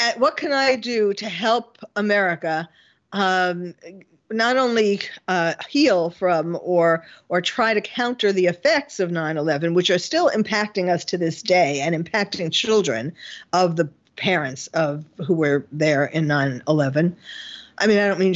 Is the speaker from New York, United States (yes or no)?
yes; New York City, New York, United States; moved away as an adult; now in California, United States; I was born and bred in New York City, and the Bronx, Flushing, Forest Hills, and then Manhattan